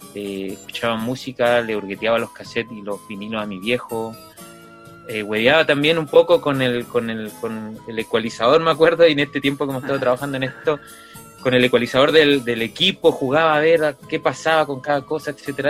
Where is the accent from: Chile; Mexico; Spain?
Chile; Puerto Aysén, Aysén; also born or lived in Coyhaique; Yo me crié en Puerto Aysén